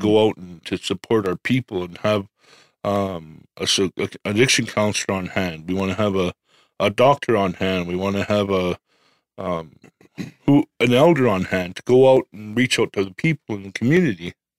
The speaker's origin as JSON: {"language": "English", "town": "Medicine Hat", "region": "Alberta", "country": "Canada", "said": "I'm from Medicine Hat."}